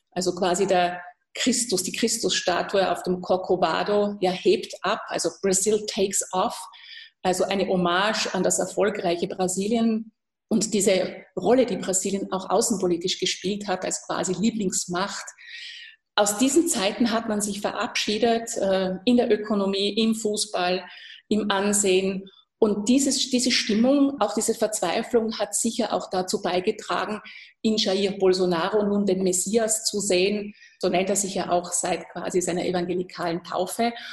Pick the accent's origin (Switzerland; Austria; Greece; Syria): Austria; das kann ich als Österreicherin durchaus verstehen